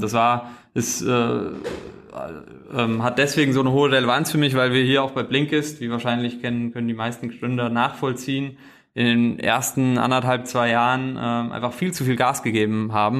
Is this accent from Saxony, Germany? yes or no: no; a small village in central Hesse, Germany; moved away as an adult; now in Berlin, Germany; komme wirklich aus einem kleinen Dorf in der Mitte von Hessen